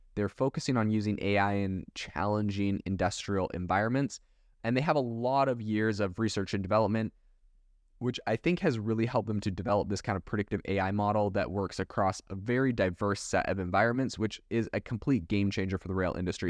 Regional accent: Canada; also born or lived in Europe; now in United States; I was raised in Canada

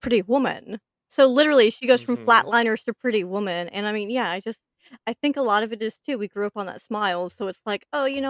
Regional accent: Louisiana, United States; I'm from Louisiana. I am in the South.

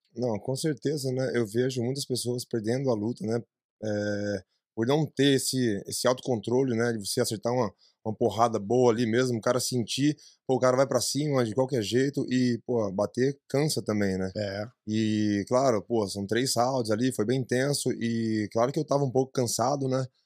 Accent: ABC, São Paulo, Brazil; moved away as an adult; now in United States; eu sou do ABC

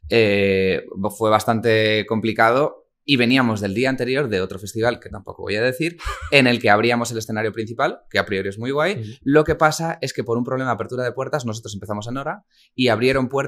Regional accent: Toledo, Castilla-La Mancha, Spain; venimos de Toledo.

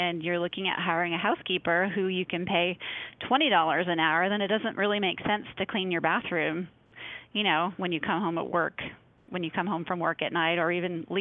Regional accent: Midwest, United States; moved away; I grew up in the Midwest and my whole family comes from like a, you know, Minnesota farm culture

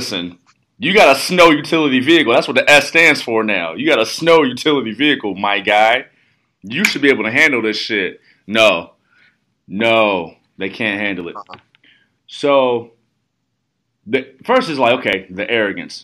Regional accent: Midwest, United States; I'm from the Midwest

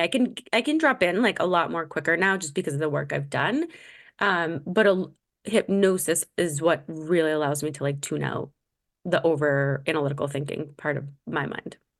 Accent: Massachusetts, United States; growing up in Massachusetts

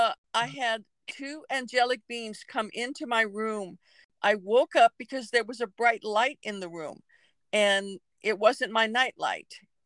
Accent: Pacific Northwest, United States; I grew up in the Pacific Northwest. We moved over 30 times.

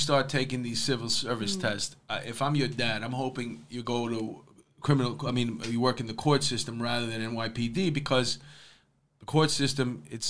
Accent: New York City, New York, United States; I grew up in Astoria, so we rented.

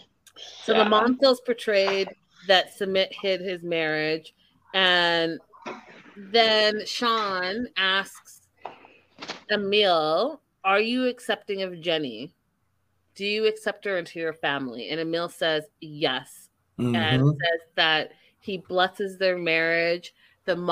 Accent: Vancouver, British Columbia, Canada; I'm from Canada. I'm from Vancouver.

